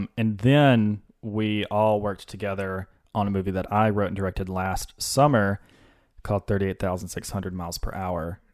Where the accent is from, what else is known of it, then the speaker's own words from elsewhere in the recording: Senatobia, Mississippi, United States; moved away; Senatobia. It's about an hour south of Memphis